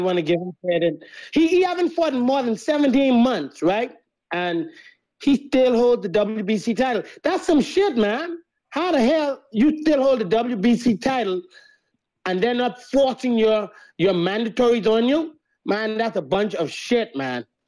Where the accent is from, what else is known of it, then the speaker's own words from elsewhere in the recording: Bahamas; I'm from the Bahamas